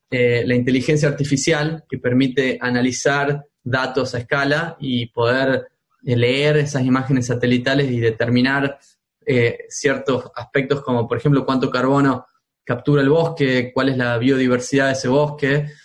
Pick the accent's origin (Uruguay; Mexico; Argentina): Argentina; Tucumán; moved away; also born or lived in Spain / United States; Bueno, como sabrás, yo soy de Tucumán. Eh, mi infancia me la pasé yendo a las montañas, en las yungas tucumanas, eh, donde